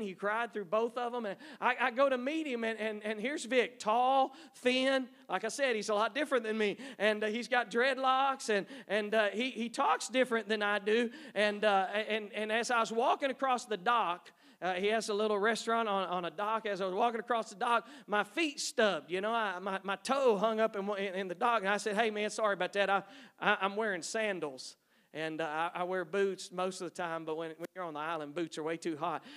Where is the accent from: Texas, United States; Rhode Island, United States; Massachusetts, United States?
Texas, United States; East; moved away; I grew up in East Texas, three sisters.